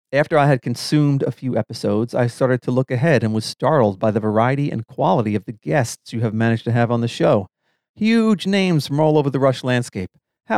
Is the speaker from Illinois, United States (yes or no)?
yes; Chicago, Illinois, United States; hatched a plan to get four couples to travel to St. Louis to see their show, as it was close to my hometown of Chicago.